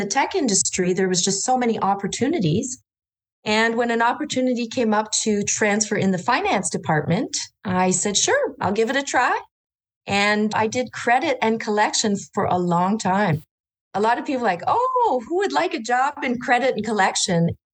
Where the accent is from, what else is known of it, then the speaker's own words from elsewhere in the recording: Orléans, Ontario, Canada; I grew up in Orleans, which is now a city, just outside of Ottawa in Ontario, Canada